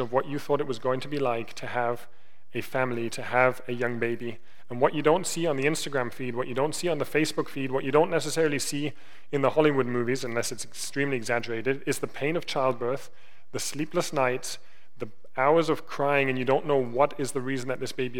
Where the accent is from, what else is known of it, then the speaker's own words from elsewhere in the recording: Germany; moved away; I grew up in Germany. I grew up in Germany in the 90s.